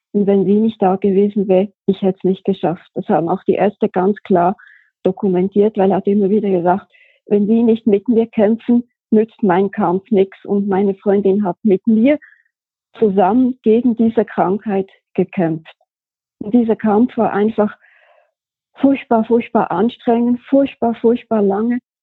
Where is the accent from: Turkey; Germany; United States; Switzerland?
Switzerland; moved away as an adult; ich bin geboren und aufgewachsen in der Schweiz, hab da auch gearbeitet.